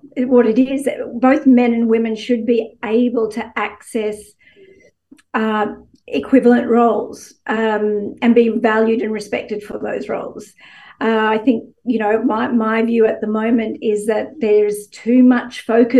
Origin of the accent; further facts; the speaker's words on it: Gladstone, Queensland, Australia; moved away; I grew up in Gladstone